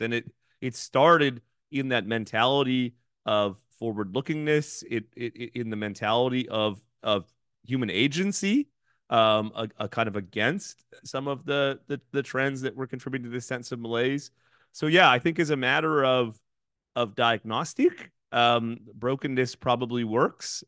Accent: Thunder Bay, Ontario, Canada; my hometown of Thunder Bay

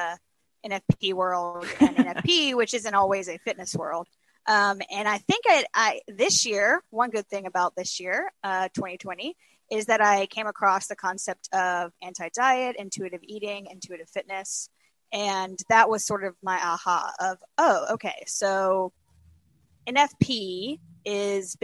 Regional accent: Alabama, United States; moved away as an adult; also born or lived in Los Angeles; now in Lexington, United States; I'm originally from Alabama. I spent some time in Los Angeles, but really I've spent most of my life in Alabama, and then now here in Lexington, Kentucky

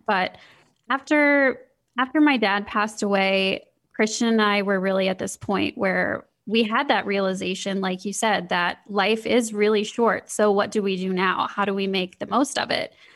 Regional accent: Midwest, United States; growing up in the Midwest

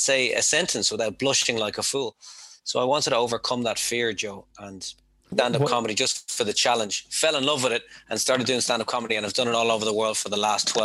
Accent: Dublin, Leinster, Ireland; moved away as an adult; also born or lived in Mount Merrion / Tokyo; I'm from Dublin. I'm from Dublin. Rathfarnham is where I grew up, but I lived in Mount Merion with my grandmother for many years

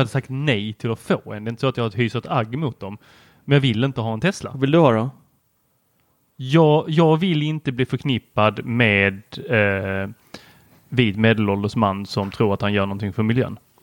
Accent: Helsingborg, Skåne, Sweden; born or raised there; also born or lived in Lund

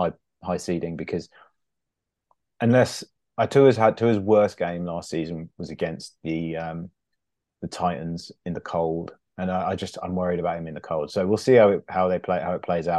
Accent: England, United Kingdom; also born or lived in upstate New York; I'm half American, and but I've lived my whole life in England apart from 1 year where I lived in upstate New York

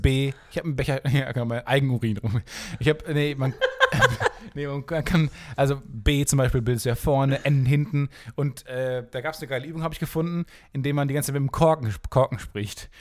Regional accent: Kamen, North Rhine-Westphalia, Germany; die Stadt, wo ich herkomme, heißt Carmen

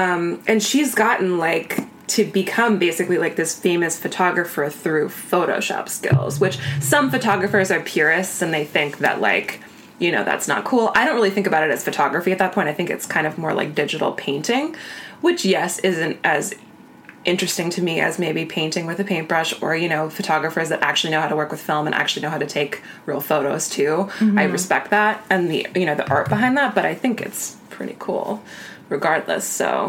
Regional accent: Iowa, United States; I had a little small class in my hometown in Iowa about how to grow your Instagram following.

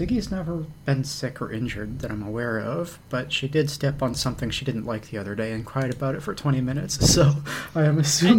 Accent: Texas, United States; now in Ontario, Canada; I'm from Texas.

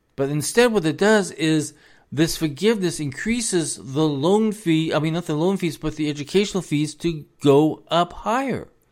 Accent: United States; as an American

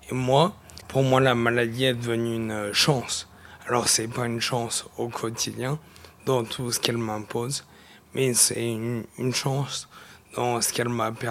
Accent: Saint-Romain-de-Jalionas, Auvergne-Rhône-Alpes, France; je suis originaire du Nord-Isère, une petite commune qui s'appelle Saint-Romain de Chalionas, à côté de Crémieux. J'ai grandi là en Nord-Isère, entre euh, l'Isère et Lyon

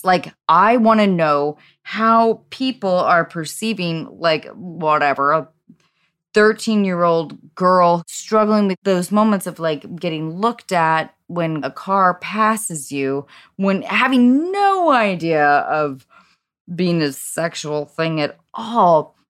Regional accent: Edmonds, Washington, United States; I felt ownership in my hometown of Edmonds, Washington.

